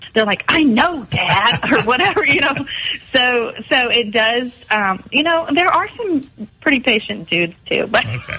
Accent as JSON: {"language": "English", "town": "Mount Pleasant", "region": "South Carolina", "country": "United States", "tie": "born or raised there", "also_born_or_lived": "Columbia, South Carolina", "said": "I grew up here in Mount Pleasant"}